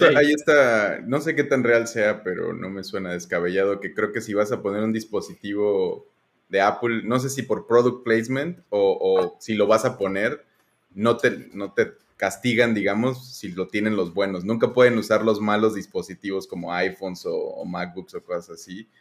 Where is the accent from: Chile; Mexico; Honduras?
Mexico; Michoacán; now in Mérida, Mexico; ahorita en Mérida, pero soy de Michoacán